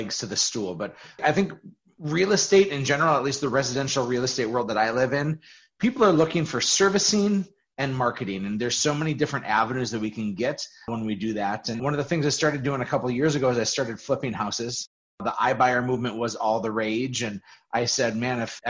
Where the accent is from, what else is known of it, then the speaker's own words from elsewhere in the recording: Fargo, North Dakota, United States; I grew up in Fargo, North Dakota, always lived here.